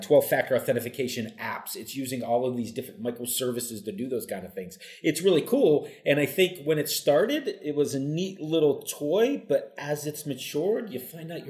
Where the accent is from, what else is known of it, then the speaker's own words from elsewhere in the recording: Pittsburgh, Pennsylvania, United States; I'm in my hometown, Pittsburgh, Pennsylvania